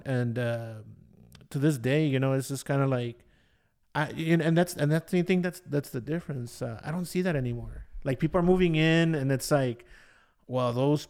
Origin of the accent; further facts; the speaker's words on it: Detroit, Michigan, United States; also born or lived in Boyle Heights; For me, I grew up in Detroit